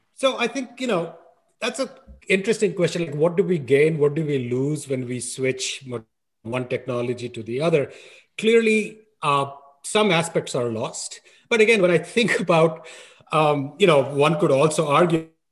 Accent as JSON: {"language": "English", "town": "New Delhi", "region": "Delhi", "country": "India", "tie": "born or raised there", "said": "I grew up in New Delhi"}